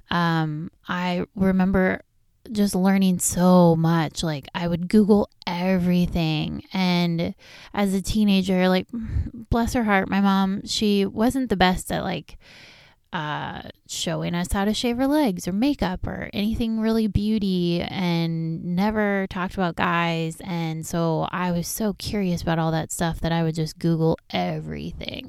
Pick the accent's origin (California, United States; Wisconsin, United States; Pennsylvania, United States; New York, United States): California, United States; Riverside; also born or lived in La Habra, California; We grew up on, in Riverside, California, on Oakwood Place, and these were some of the best memories of my childhood